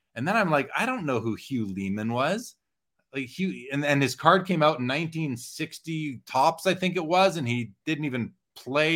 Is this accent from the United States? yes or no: no; Winnipeg, Manitoba, Canada; I grew up in Winnipeg.